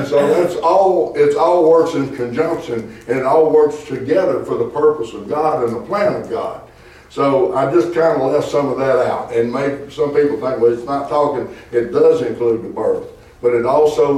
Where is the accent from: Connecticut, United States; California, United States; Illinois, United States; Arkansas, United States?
Arkansas, United States; I'm from Arkansas